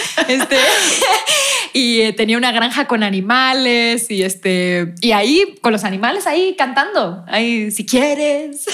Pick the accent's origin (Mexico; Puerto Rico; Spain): Spain; soy española